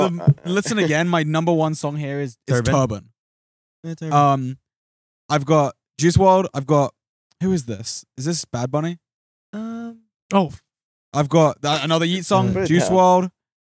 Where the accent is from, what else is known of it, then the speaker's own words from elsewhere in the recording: London, United Kingdom; And we're both from England.